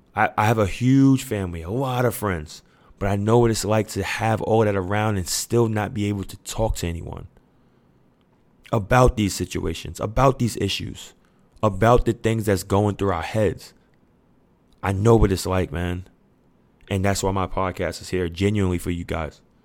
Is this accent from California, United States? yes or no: no; New York City, New York, United States; I'm from Queens, New York. And our da-, our neighborhood, we damn near raise each other.